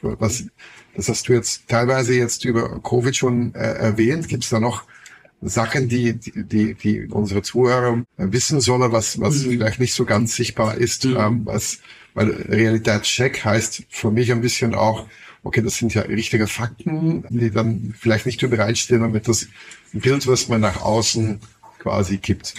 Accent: Flanders, Belgium; German is a second language; moved away as an adult; now in Berlin, Germany; Ich komme komm noch aus Flandern

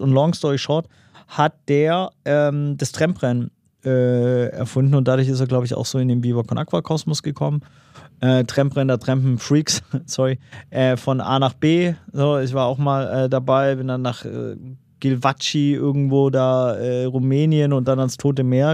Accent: Swabia, Baden-Württemberg, Germany; als Schwabe

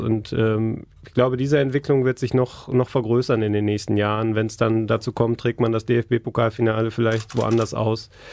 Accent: Essen, North Rhine-Westphalia, Germany; ich bin in Essen aufgewachsen

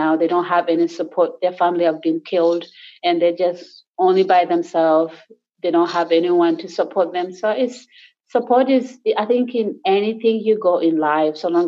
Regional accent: Gulu, Northern Region, Uganda; English is a second language; moved away as an adult; now in Sydney, Australia; up in the north, so I'm from Gulu, so I speak Acholi

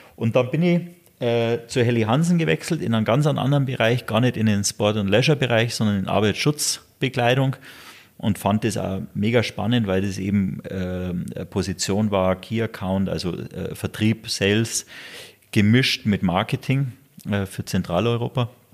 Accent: Garmisch-Partenkirchen, Bavaria, Germany; ich lebe hier, das ist meine Heimat ja, in Garmisch

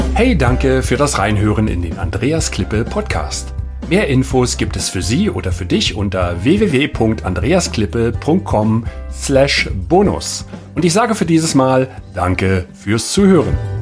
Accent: Germany; als Deutscher

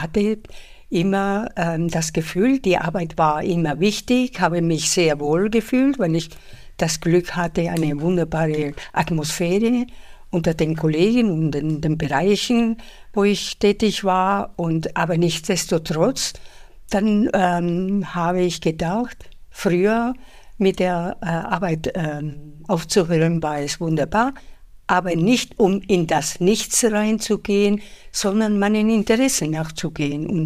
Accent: Spain; moved away as an adult; now in Munich, Germany; also ich bin Spanierin und bin ähm, nach München gekommen, um ein Studium zu machen ähm, und seitdem lebe ich hier in Deutschland, fühle mich sehr wohl, obwohl ich mich nach wie vor als Spanierin fühle.

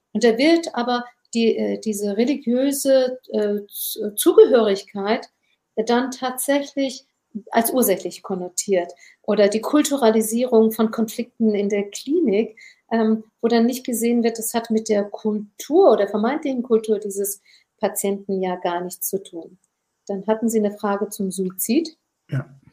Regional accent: Germany; Meine Mutter hat stumm Kinder geboren hier in Deutschland

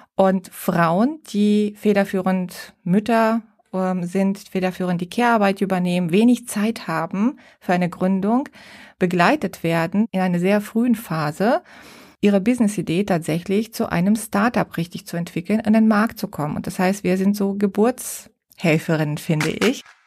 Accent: Bulgaria; now in Düsseldorf, Germany; Ich äh, bin ursprünglich Bulgarin, lebe seit 30 Jahren in Deutschland und bin mit meiner Familie in Düsseldorf angesiedelt

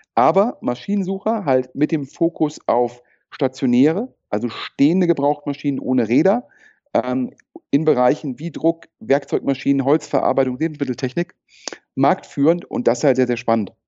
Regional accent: Düsseldorf, North Rhine-Westphalia, Germany; meine persönliche Düsseldorf-Bindung, ja, äh, bin hierher geboren und aufgewachsen

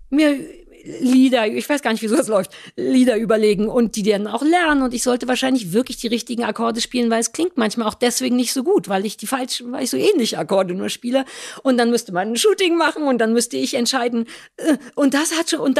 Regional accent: East Germany, Germany; Ein kaltes Buffet, was mich als Ossi noch nicht mehr genug kriegt, dass ich denke, okay, fürs Essen fahre ich

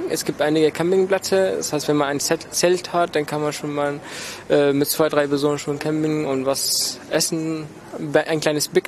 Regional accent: Damascus, Damascus Governorate, Syria; moved away as an adult; also born or lived in Flensburg, Germany; now in Lübeck, Germany; ich komme ursprünglich aus Syrien, aus Damaskus und ich bin jetzt seit siebeneinhalb Jahren in Deutschland.

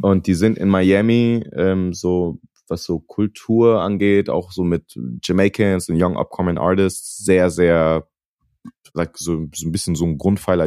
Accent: Wiesbaden, Hesse, Germany; moved away as an adult; now in Los Angeles, United States; ich bin im Westend von Wiesbaden groß geworden

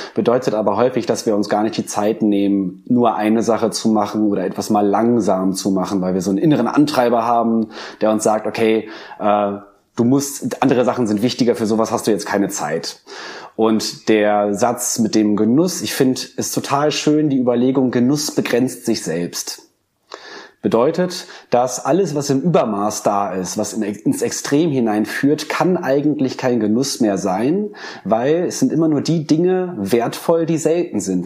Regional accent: Germany; wir sind tatsächlich als Deutsche

